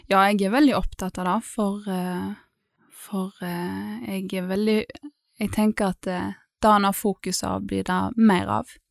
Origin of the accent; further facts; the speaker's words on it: Vestland, Norway; Da vil jo jeg si Grindheimsfjorden, for der har jeg alle mine barndomsminner, i holmene på somrene og sånn.